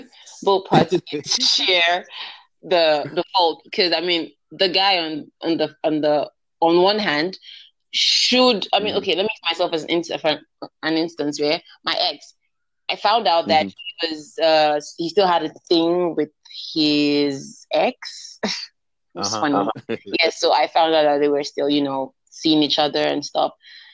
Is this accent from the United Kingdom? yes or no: no; Nigeria